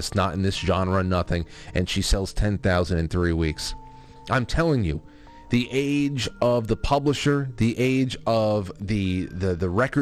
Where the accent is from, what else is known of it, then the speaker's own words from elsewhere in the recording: United States; as an American